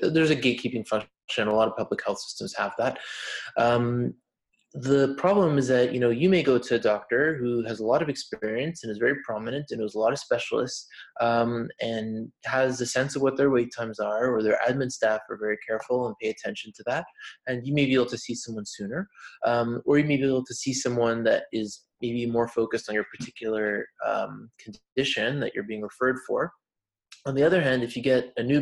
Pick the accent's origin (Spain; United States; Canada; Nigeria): Canada; Montreal, Quebec; in Quebec because that's where I'm from. I'm from Montreal. So yeah, I mean, just growing up